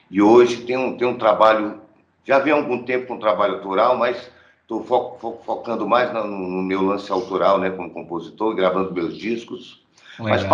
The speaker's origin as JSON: {"language": "Portuguese", "town": "Fortaleza", "region": "Ceará", "country": "Brazil", "said": "sou de Fortaleza, senhor."}